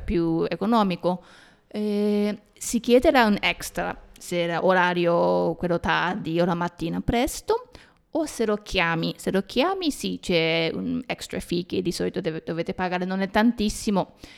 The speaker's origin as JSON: {"language": "Italian", "country": "Japan", "said": "noi giapponesi"}